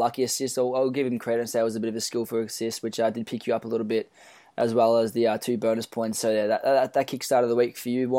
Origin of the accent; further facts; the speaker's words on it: Australia; we are Australian in origin